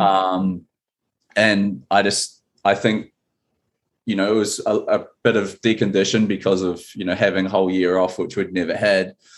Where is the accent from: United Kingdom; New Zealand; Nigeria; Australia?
New Zealand; now in Seattle, United States; I'm from New Zealand